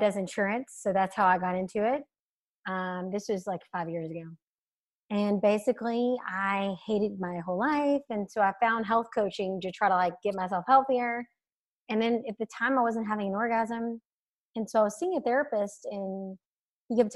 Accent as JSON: {"language": "English", "region": "Alabama", "country": "United States", "tie": "born or raised there", "said": "I grew up in Alabama"}